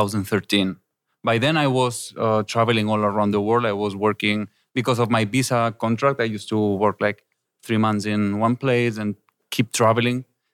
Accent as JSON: {"language": "English", "country": "Spain", "moved": "as an adult", "lives_now": "Korea", "said": "I'm from Spain."}